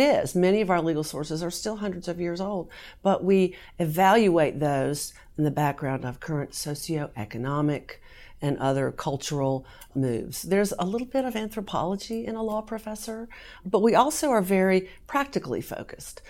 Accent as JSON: {"language": "English", "region": "Southern Virginia", "country": "United States", "tie": "born or raised there", "also_born_or_lived": "North Carolina", "moved": "as an adult", "lives_now": "Kentucky, United States", "said": "I grew up in Southern Virginia"}